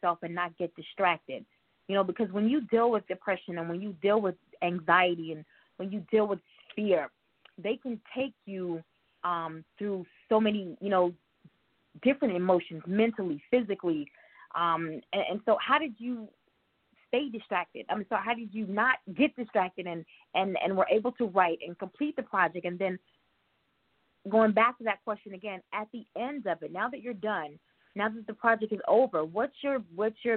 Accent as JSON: {"language": "English", "town": "New York City", "region": "New York", "country": "United States", "moved": "yes", "said": "I don't live in Queens anymore"}